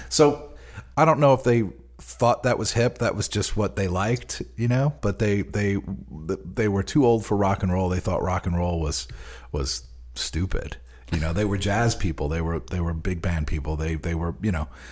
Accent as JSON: {"language": "English", "area": "Long Island", "region": "New York", "country": "United States", "tie": "born or raised there", "also_born_or_lived": "Queens, New York / East Nashville, Tennessee", "moved": "yes", "lives_now": "Nashville, United States", "said": "growing up on Long Island"}